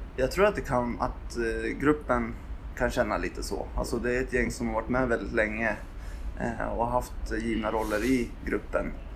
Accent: Gävle, Gävleborg County, Sweden; moved away as an adult; now in Uppsala, Sweden; jag är född på Akis, men när jag var två så flyttade jag till Gävle

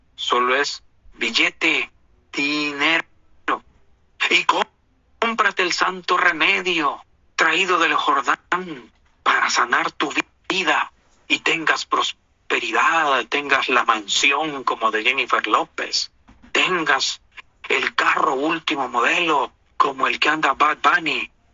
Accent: Honduras; now in United States; yo nací en Honduras

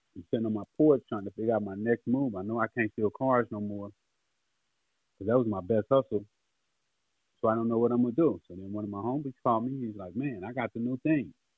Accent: Los Angeles, California, United States; growing up on Figueroa where the hose was

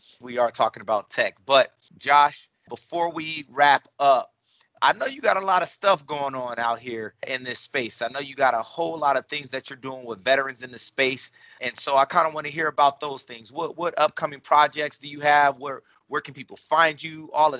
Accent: San Diego, California, United States; also born or lived in Columbus, Ohio; I am too. I grew up here in San Diego. Originally, I'm from Columbus, Ohio.

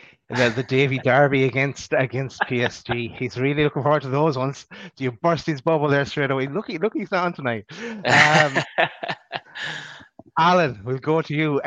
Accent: Ireland; I'm the Irish guy

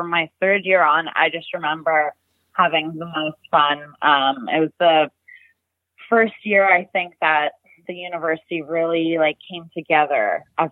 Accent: Winnipeg, Manitoba, Canada; growing up in Winnipeg, Manitoba in Canada

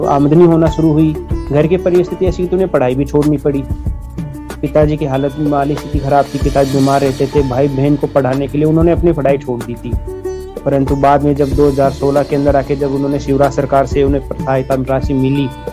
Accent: Jaipur, Rajasthan, India; जयपुर राजस्थान का रहने वाला हूँ मैं

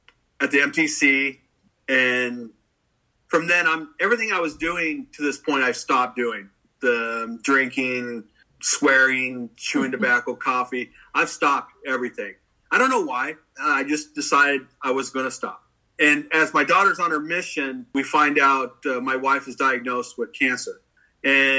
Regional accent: Anchorage, Alaska, United States; I'm born and raised in Anchorage, Alaska.

